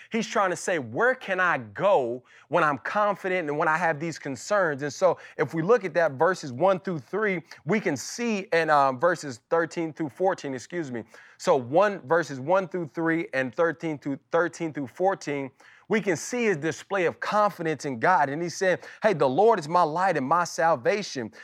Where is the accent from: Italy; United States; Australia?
United States; Las Vegas, Nevada; my childhood and kinda growing up in Las Vegas.